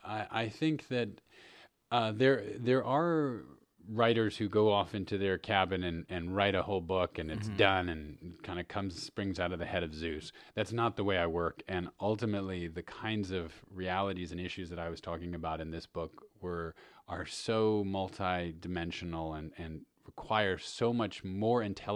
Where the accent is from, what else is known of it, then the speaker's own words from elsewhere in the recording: New York City, New York, United States; When I was growing up in New York City, I grew up in Manhattan